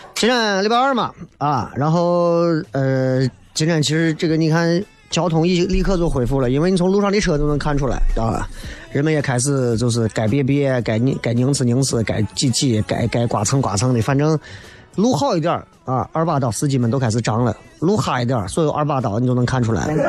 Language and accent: Chinese; Xi'an, Shaanxi, China; 作为西安人更是这样。